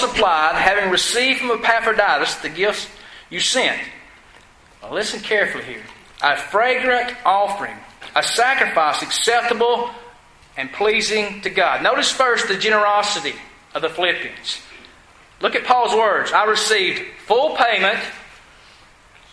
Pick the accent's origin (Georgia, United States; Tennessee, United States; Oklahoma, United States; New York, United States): Georgia, United States; I was from Georgia. I had an accent.